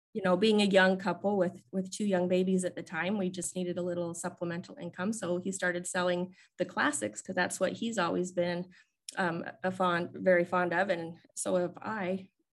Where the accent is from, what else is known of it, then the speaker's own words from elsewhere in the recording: West Desert of Utah, United States; I grew up in the West Desert of Utah in a very small, small community